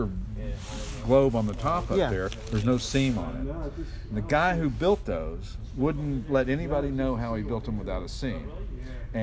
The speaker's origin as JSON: {"language": "English", "town": "Knoxville", "region": "Tennessee", "country": "United States", "tie": "born or raised there", "moved": "yes", "said": "I grew up in Knoxville, and alumni of the University of Tennessee"}